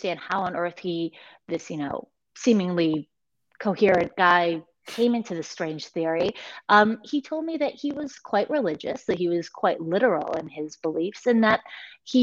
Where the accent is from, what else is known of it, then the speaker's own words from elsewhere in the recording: United States; as an American writer